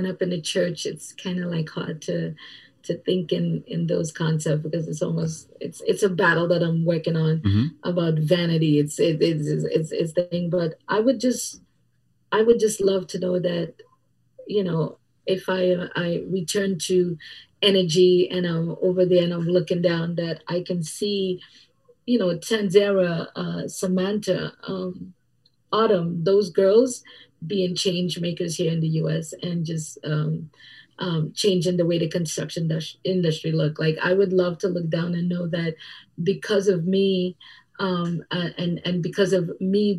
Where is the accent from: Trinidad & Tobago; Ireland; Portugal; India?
Trinidad & Tobago; now in United States; The way I grew up in Trinidad and Tobago and the way that we are, it's a little bit different